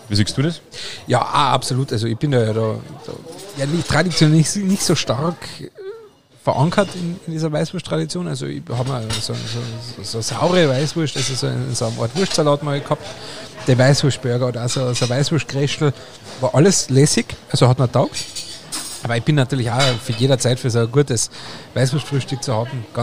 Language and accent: German; Austria; Aber als Österreicher bin ich ja schon immer sehr senfaffin gewesen.